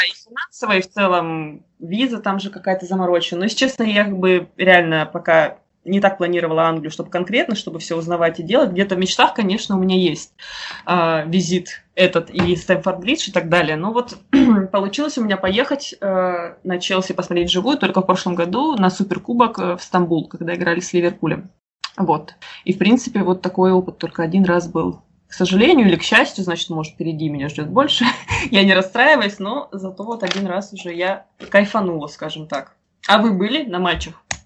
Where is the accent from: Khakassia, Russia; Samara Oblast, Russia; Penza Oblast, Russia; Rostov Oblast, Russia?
Rostov Oblast, Russia; Rostov-on-Don; also born or lived in Moscow; я Родилась в Ростове и жила и живу до сих пор, вот, если в Ростове